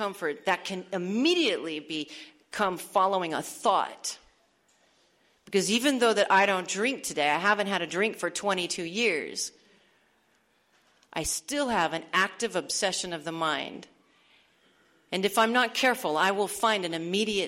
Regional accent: Arizona, United States; moved away; I'm from Arizona, and this is all taking place in Tucson at this point

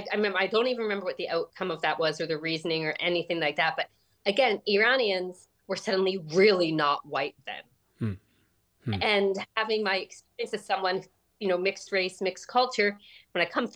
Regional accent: Canada; It's just that, you know, really, I grew up in this culture where, you know, while I grew up in Canada, there were a lot of values that I was being, you know, expected to embody that weren't reflective of Western society.

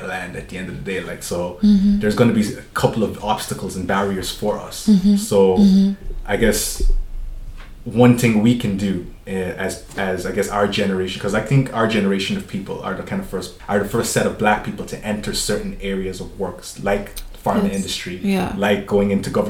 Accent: Germany; now in Cork, Ireland; I remember like growing up in Germany

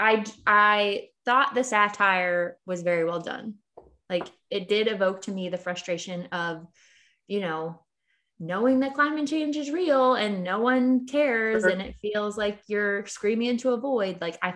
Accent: Philadelphia, Pennsylvania, United States; Our hometown hero, Will Smith.

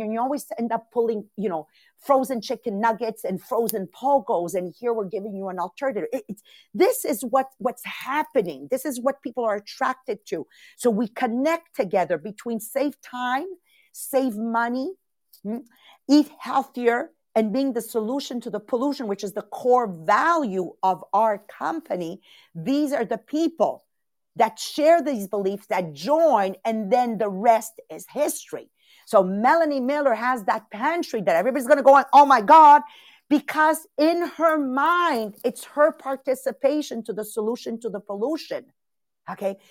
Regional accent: Castelvetere, Campania, Italy; moved away; I'm born in Castelvetri

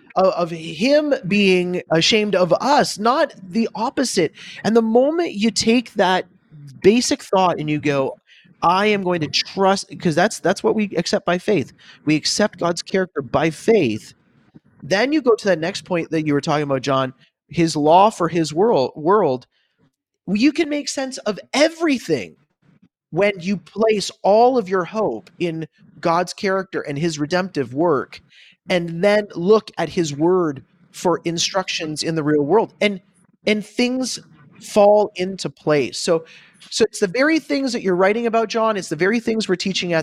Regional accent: Canada; moved away as an adult; now in United States; I am a pastor from Canada now living in the United States

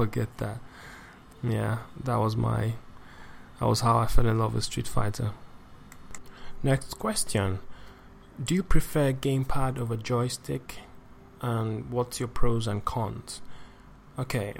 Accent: Nigeria; I'm from Nigeria. I live and work in Lagos State

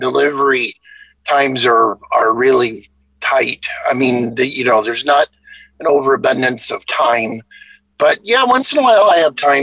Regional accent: Seaside, Oregon, United States; now in Olympia, United States; I grew up in Seaside

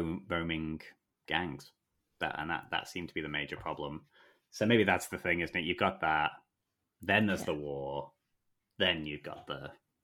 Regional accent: England, United Kingdom; Not a reference that I get as an English person.

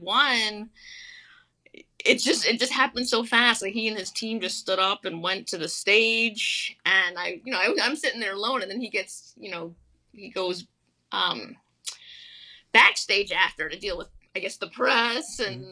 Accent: New York, United States; I'm from New York.

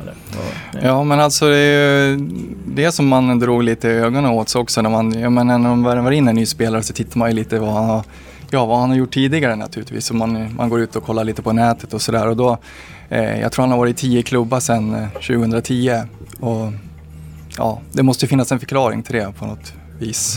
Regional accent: Gävle, Gävleborg County, Sweden; Jag är född här i Gävle

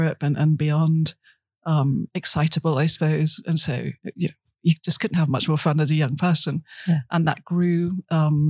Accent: Birmingham, West Midlands, United Kingdom; moved away; I grew up in Birmingham, which is about as far as the sea, far from the sea as you can get.

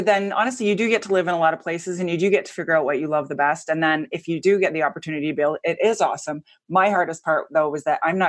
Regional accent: Edmonton, Alberta, Canada; also born or lived in Raleigh; now in Phoenix, United States; we're both from Edmonton, Alberta.

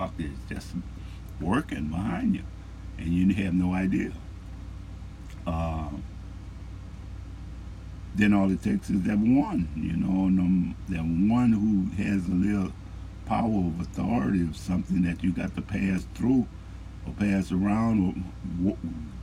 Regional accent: New Orleans, Louisiana, United States; I'm from Louisiana, New Orleans

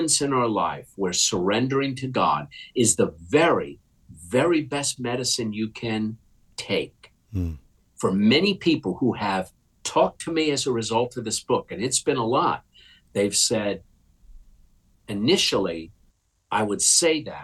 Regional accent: United States; I'm an American without a hyphen.

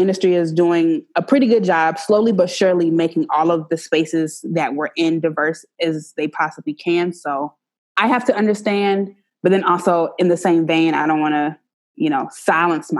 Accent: Savannah, Georgia, United States; moved away as an adult; also born or lived in Montgomery, Alabama; I grew up in the rural South. So I grew up in Savannah, and then I went to school in Montgomery, Alabama.

